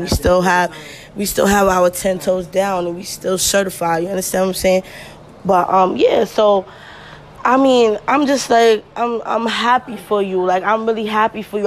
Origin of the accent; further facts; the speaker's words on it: New York City, New York, United States; I'm from Flatbush